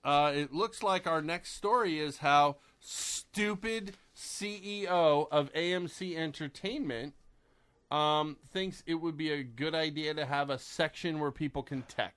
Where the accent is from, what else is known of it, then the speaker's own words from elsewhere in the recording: United States; we're American